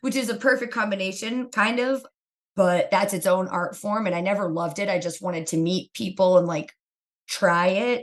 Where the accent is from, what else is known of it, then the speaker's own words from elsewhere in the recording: Kingston, Pennsylvania, United States; I grew up in a town called Kingston, Pennsylvania